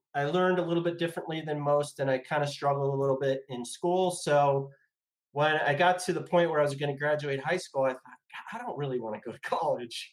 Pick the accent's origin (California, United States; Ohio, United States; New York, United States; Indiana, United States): California, United States; Los Angeles; I grew up in the San Fernando Valley in Sherman Oaks, California.